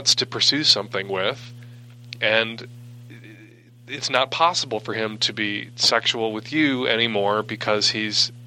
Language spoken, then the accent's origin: English; Midwest, United States; now in West Coast, United States; I live on the West Coast. I grew up in the Midwest